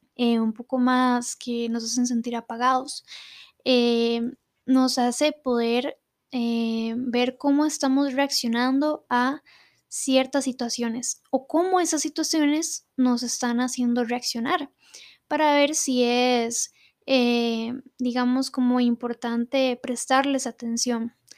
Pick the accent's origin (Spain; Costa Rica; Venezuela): Costa Rica; acá en mi país, Costa Rica